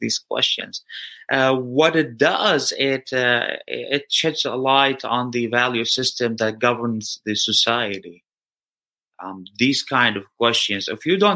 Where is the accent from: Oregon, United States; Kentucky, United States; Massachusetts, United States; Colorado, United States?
Oregon, United States; Eugene; I was born here in Eugene, Oregon